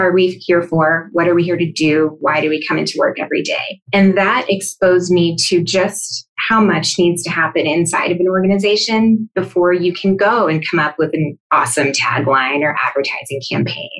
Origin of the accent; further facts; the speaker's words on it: Sweden; I'm from Sweden